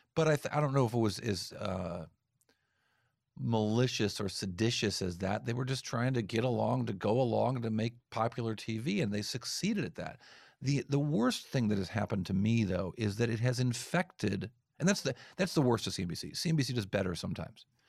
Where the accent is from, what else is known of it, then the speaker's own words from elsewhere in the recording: East Coast, United States; I'm from the East Coast